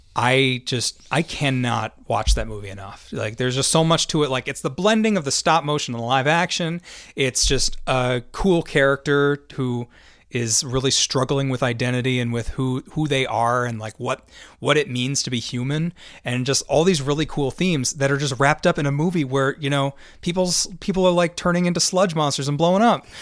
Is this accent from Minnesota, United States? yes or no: yes; Minnesota, United States; we say Minnesotan because we're from Minnesota